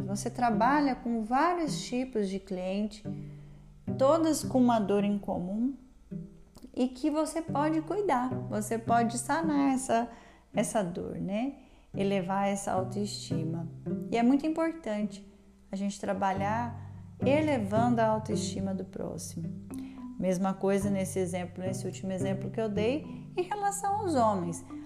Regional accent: interior of São Paulo state, Brazil; now in Goiânia, Brazil; Eu sou paulista do interior de São Paulo, mas eu estou em Goiânia

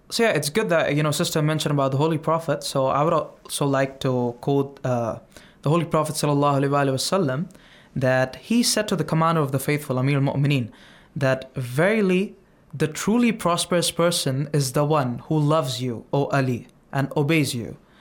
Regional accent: India; from India

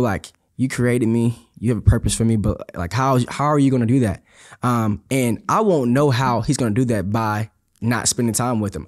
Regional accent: Houston, Texas, United States; I'm from Houston, Texas, uh, born and raised

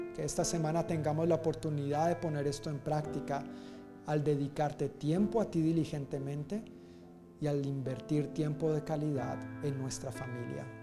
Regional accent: Colombia; moved away as an adult; also born or lived in Dominican Republic; yo salí de Colombia para la República Dominicana

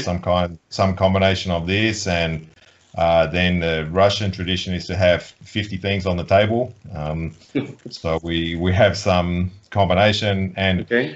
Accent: Australia; now in Poland; I grew up in Australia with a hot Christmas in summer

